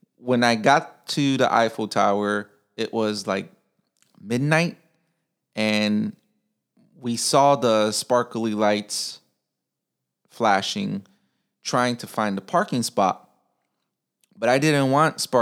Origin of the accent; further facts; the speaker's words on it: Chicago, Illinois, United States; moved away as an adult; now in Japan; I'm from Chicago, so it's a big city